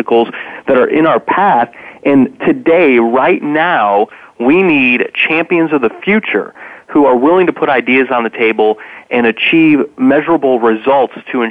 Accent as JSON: {"language": "English", "region": "Indiana", "country": "United States", "tie": "born or raised there", "said": "the former governor of my home state, Mitch Daniels"}